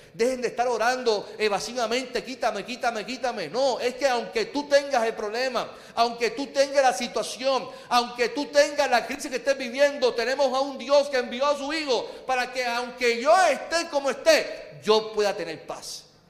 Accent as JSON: {"language": "Spanish", "country": "Puerto Rico", "said": "vivimos como puertorriqueños"}